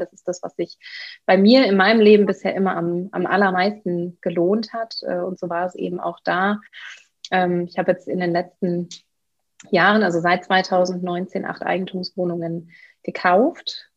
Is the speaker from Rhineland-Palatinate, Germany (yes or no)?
no; Bielefeld, North Rhine-Westphalia, Germany; ich bin geboren in Bielefeld, äh, okay. das ist Ostwestfalen in NRW. Ich bin aufgewachsen